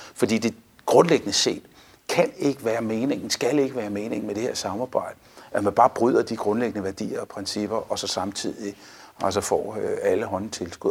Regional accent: Denmark; vi står sammen som danskere

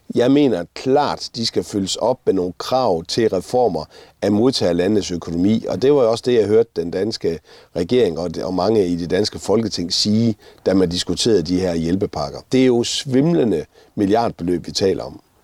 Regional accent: Denmark; vi har et fælles nævner, der hedder, at vi kommer fra Danmark

